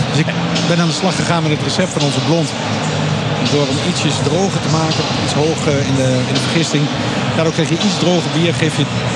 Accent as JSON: {"language": "Dutch", "town": "Enschede", "region": "Overijssel", "country": "Netherlands", "tie": "born or raised there", "said": "Ik ben eh, geboren en getogen Enschede."}